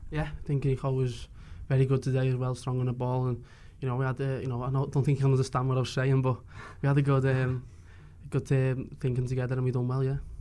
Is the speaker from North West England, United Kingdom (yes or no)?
yes; Liverpool, North West England, United Kingdom; I'm from Liverpool myself